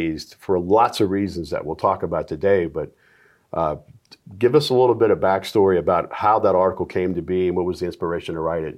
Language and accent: English; Virginia, United States; I grew up in Virginia